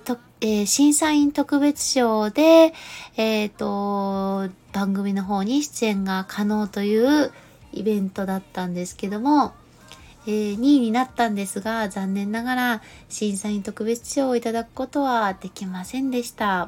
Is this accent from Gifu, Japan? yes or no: yes; Gifu, Japan; 私は岐阜出身ですけど